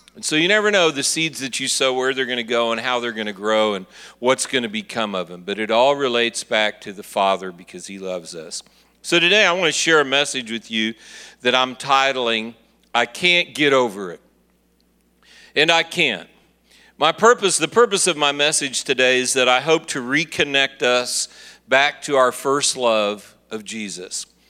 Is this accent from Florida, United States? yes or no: no; Kansas City, Missouri, United States; I'm from Kansas City, Missouri